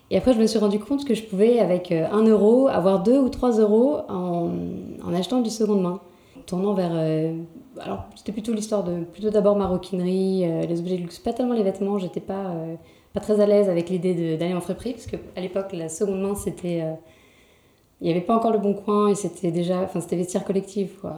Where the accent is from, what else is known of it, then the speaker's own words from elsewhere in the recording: Paris, Île-de-France, France; je suis née à Paris, j'ai toujours euh, quasiment toujours vécu à Paris